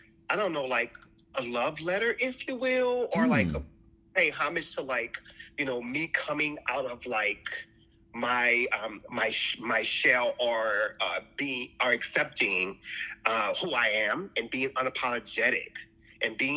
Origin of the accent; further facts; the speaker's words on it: New Orleans, Louisiana, United States; now in Los Angeles, United States; I'm originally from New Orleans.